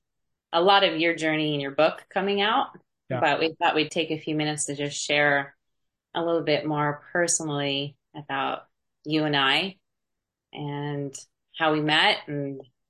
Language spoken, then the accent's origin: English; New Jersey, United States; I think when we left New Jersey, we're originally from New Jersey. We moved down to Florida and we thought we'd be here.